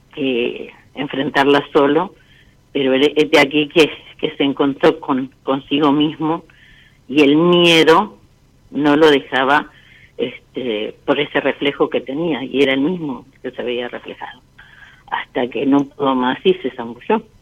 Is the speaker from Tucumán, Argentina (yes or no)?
no; Lanús, Buenos Aires Province, Argentina; Eh, de provincia de Buenos Aires, Lanús.